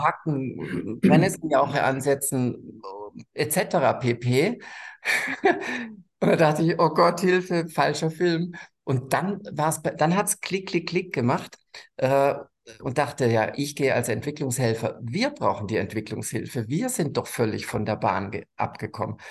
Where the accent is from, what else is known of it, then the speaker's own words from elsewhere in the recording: Germany; bin aufgewachsen am Bodensee